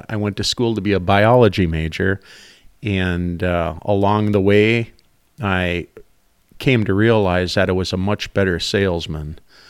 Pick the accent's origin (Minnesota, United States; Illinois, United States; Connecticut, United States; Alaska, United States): Minnesota, United States; Rice; I grew up in the St. Cloud area, the Rice area on the river, and I always was a fan of the outdoors.